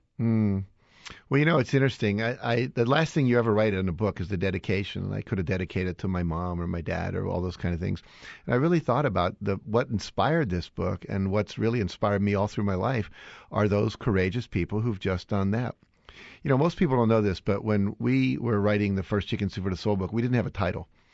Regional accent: West Virginia, United States; moved away; also born or lived in Chicago; I grew up in West Virginia

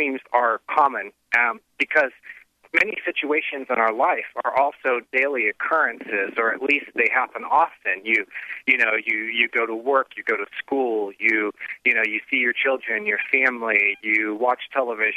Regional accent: the Midwest, near Xenia, Ohio, United States; I grew up in the Midwest, and, you know, I was right outside of Xenia when the big tornadoes hit

